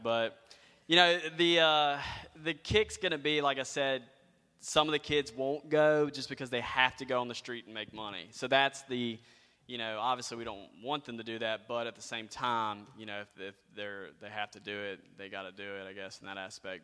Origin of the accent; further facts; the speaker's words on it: United States; being an American